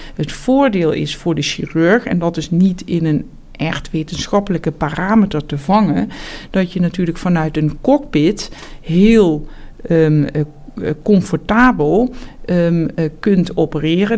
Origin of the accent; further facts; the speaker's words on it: Heerlen, Limburg, Netherlands; moved away as an adult; also born or lived in Amsterdam; now in Amersfoort, Netherlands; ik ben opgegroeid in Zuid-Limburg, in, eh, in Heerlen. En daar heb ik tot mijn achttiende gewoond